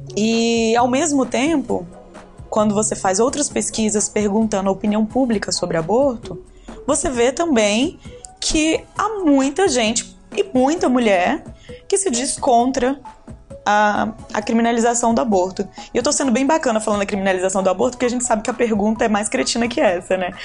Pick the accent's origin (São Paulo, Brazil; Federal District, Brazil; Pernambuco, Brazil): Federal District, Brazil; Ceilândia; eu fui criada na periferia, na Tailândia, né, que eu fico brincando, que é ali na, na divisa de Taguatinga com Ceilândia